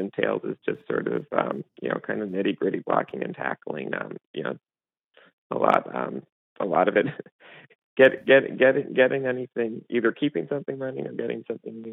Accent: Armonk, New York, United States; I grew up in Armonk

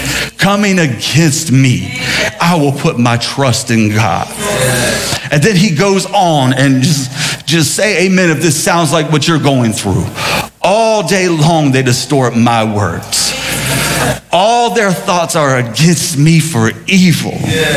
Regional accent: Sumter, South Carolina, United States; growing up in Sumter, there was a Mexican restaurant called Casa Linda.

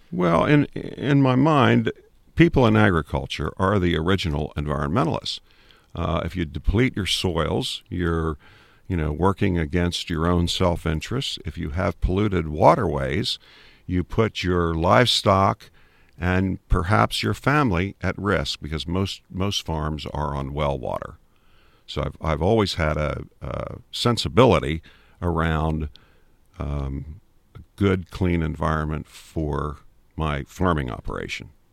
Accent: Maryland, United States; also born or lived in Huntingdon County, Pennsylvania; now in Pennsylvania, United States; I grew up in Maryland, in, in the suburbs

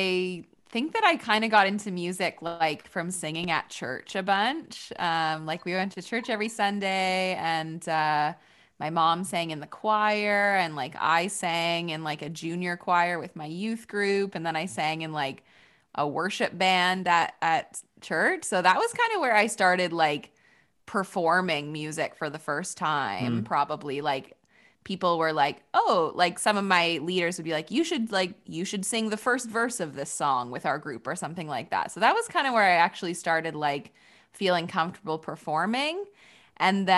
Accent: Waterloo, Ontario, Canada; I didn't really go see live music a bunch when I was growing up. So I don't really know what the music scene was like in Waterloo.

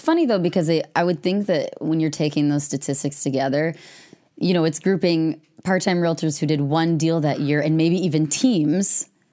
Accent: Madison, Wisconsin, United States; also born or lived in Devil's Lake, Wisconsin; I'm from Madison. I grew up on the west side.

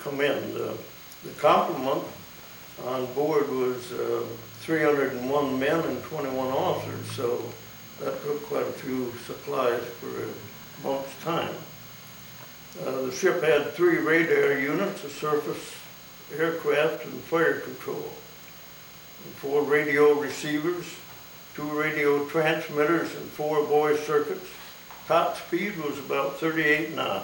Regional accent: Climax, Michigan, United States; I was born in Climax on July 20th, 1919. I graduated from Climax High School in 1936

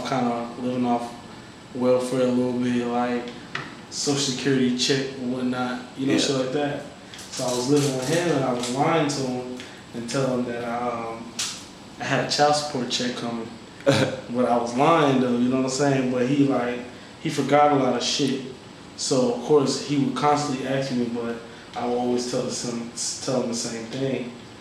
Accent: Mount Vernon, New York, United States; born there; I was born in New York, you know what I'm saying? So I got a hustling background.

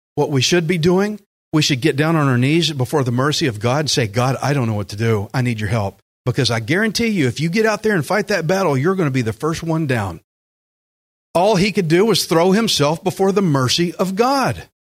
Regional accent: United States; I am American as it gets, red, white, and blue

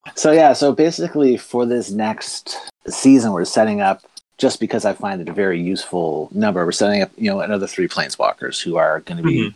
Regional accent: the Maritimes, Canada; I'm from Maritime Canada

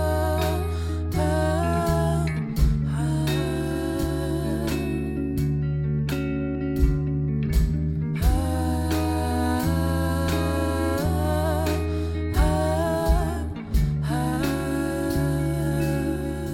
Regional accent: North Queensland, Australia; I'm from North Queensland

